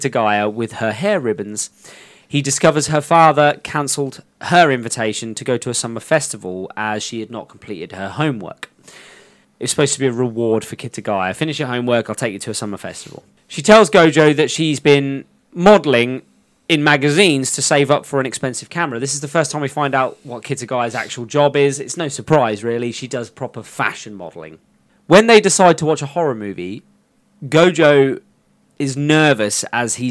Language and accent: English; England, United Kingdom; we're from England